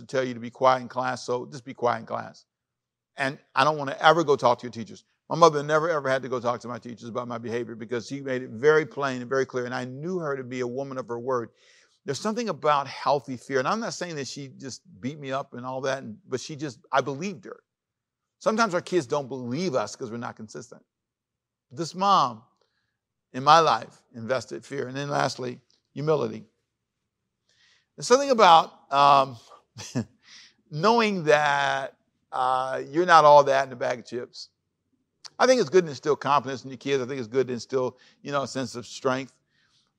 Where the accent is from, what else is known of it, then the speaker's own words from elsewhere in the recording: Los Angeles, California, United States; also born or lived in Savannah, Georgia; I grew up in Los Angeles